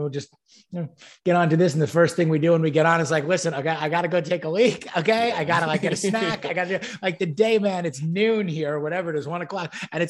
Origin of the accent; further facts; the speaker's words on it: New York, United States; I was born and raised in New York and, you know, grew up in a very privileged capacity where didn't really know from hardship